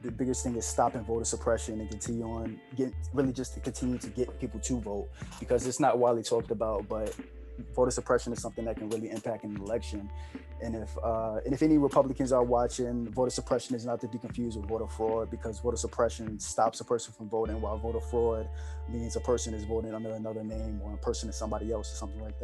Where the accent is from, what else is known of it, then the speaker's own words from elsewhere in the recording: United States; we as Americans